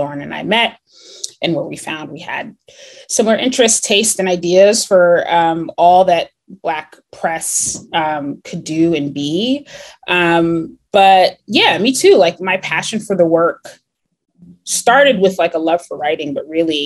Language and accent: English; New Jersey, United States; also born or lived in Connecticut; I was raised in New Jersey. I always want to say born and raised, but I was actually born in Connecticut and was only there for 4 months